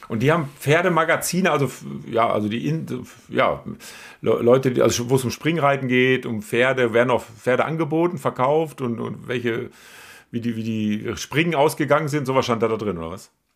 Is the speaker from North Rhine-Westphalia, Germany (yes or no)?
yes; Münsterland, North Rhine-Westphalia, Germany; ich komme ja aus, aus Münsterland, da ist Reiten ja auch äh, durchaus Usus.